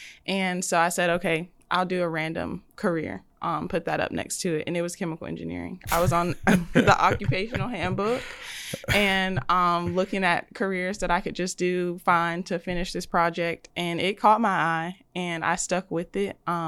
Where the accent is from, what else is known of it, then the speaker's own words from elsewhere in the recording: Birmingham, Alabama, United States; also born or lived in Hoover, Alabama; I'm from Birmingham, Alabama.